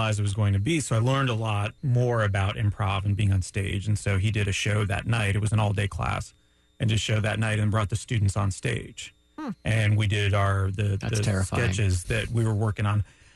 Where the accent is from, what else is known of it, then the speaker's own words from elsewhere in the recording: Canada; now in Florida, United States; As a Canadian